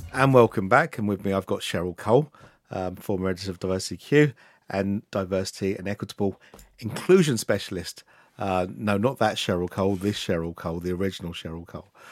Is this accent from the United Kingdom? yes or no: yes; Luton, East of England, United Kingdom; I was born and raised in Luton